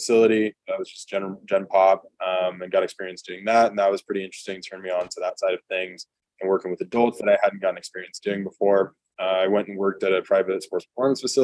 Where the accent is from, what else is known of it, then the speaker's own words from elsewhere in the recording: California, United States; moved away as an adult; also born or lived in Nebraska; I'm from California